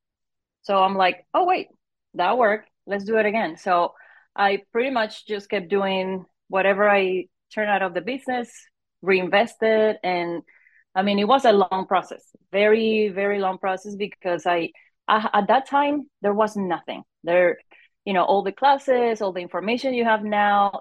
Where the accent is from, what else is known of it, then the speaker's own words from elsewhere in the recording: Venezuela; moved away as an adult; now in United States; I'm originally from Venezuela. I moved to the US about more than 20 years ago